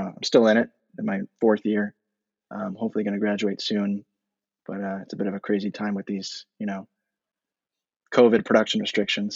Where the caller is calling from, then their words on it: New York City, New York, United States; I'm calling from Brooklyn, New York